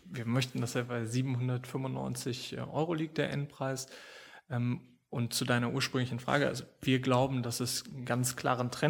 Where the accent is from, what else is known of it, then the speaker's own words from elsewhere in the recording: Germany; Also wir kommen aus Deutschland, wir kommen auch, äh, oder mein Vater und ich haben angefangen